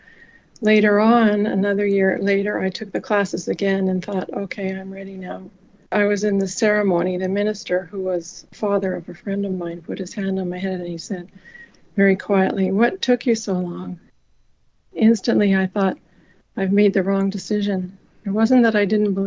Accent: Winnipeg, Manitoba, Canada; I grew up in Winnipeg, Manitoba, Canada

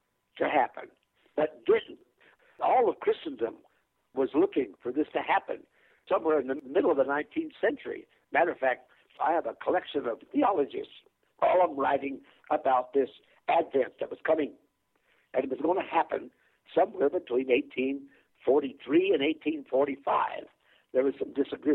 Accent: Chanute, Kansas, United States; moved away as an adult; also born or lived in New York / Michigan; I was born and raised in Kansas

